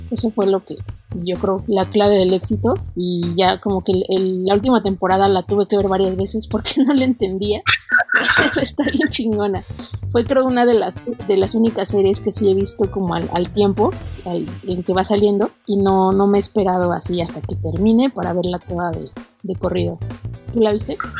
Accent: Mexico; nos unió como mexicanos

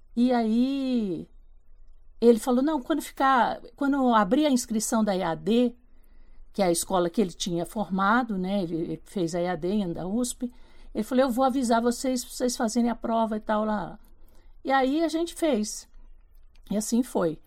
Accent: Porto Feliz, São Paulo, Brazil; sou do interior de São Paulo, né? Porto Feliz, uma cidadezinha perto de Sorocaba, Campinas, ali naquela região. E eu comecei fazendo teatro na escola

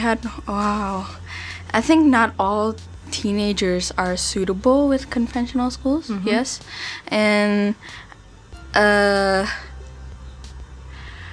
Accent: Jakarta, Indonesia; I come from Jakarta

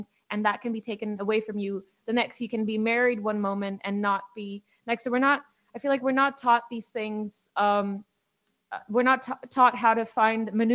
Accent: India; I'm from India

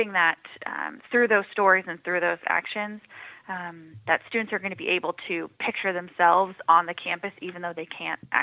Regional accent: San Diego, California, United States; moved away as an adult; also born or lived in Rock Hill, South Carolina; now in South Carolina, United States; I actually am born and raised in San Diego

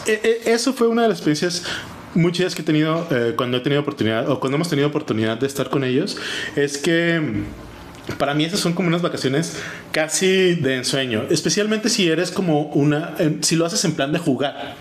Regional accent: Mexico; now in Germany; aunque nosotros estamos en Alemania, seguimos siendo mexicanos

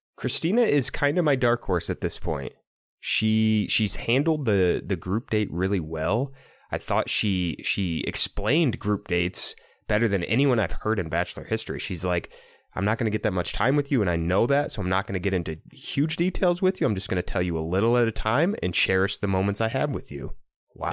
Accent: Iowa, United States; to a kid grew, growing up in the Midwest

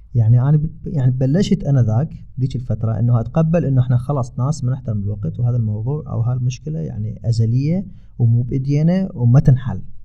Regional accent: Iraq; moved away; اني من العراق

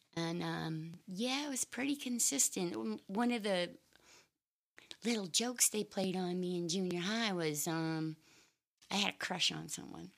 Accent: Maine, United States; also born or lived in Boston, Massachusetts; I'm from a little teeny tiny town in Maine. I was born in uh, just outside Boston, Massachusetts in 1963. But when I was three years old, um, we moved to the middle of nowhere, the middle of the woods

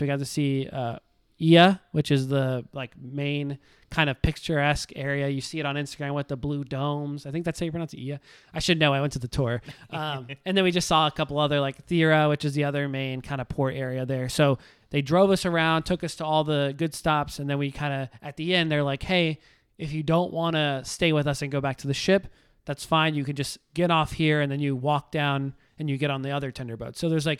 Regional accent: the South, United States; I mean, I'm just an American, live in the South.

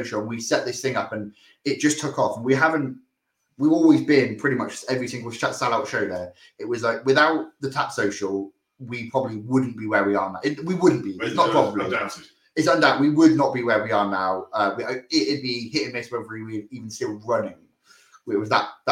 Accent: Oxford, South East England, United Kingdom; We're all from Oxford and we've all grew up here. Literally the entire lives.

